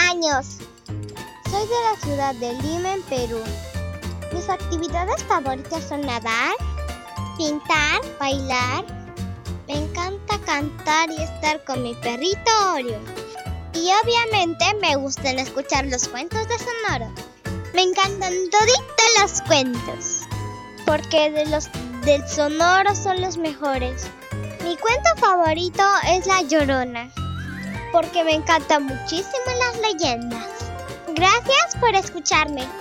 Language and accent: Spanish; Guayaquil, Guayas, Ecuador; Hola, soy … Tengo 6 años. Soy de Guayaquil, de Ecuador.